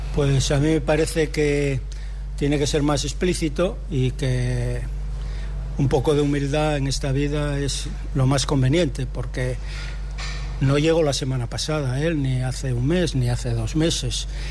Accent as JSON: {"language": "Spanish", "town": "Gijón", "region": "Asturias", "country": "Spain", "tie": "born or raised there", "said": "yo hace muchos años que, vivo en Gijón, desde que nací"}